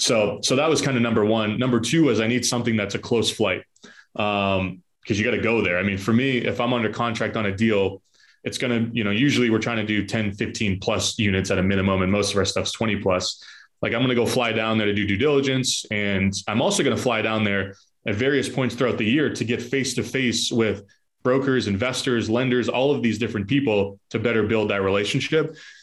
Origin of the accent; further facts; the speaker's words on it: Boston, Massachusetts, United States; Like if I go and try and buy property in Tampa, Florida, and I'm from Boston, like I'm competing with people from Tampa.